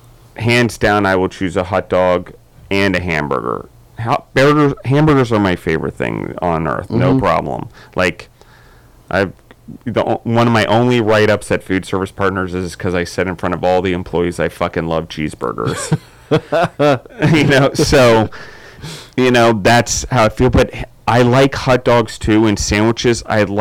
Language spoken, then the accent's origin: English; Maryland, United States; also born or lived in Colorado / Georgia; I'm from Maryland, so I don't quite have Southern accent. I don't quite have a New York accent, and then throw Colorado and Georgia in the mix now, and I'm all mixed up.